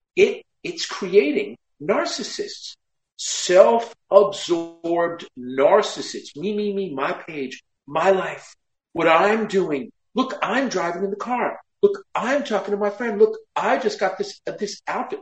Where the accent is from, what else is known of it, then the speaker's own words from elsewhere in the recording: Westchester, New York, United States; I grew up in Westchester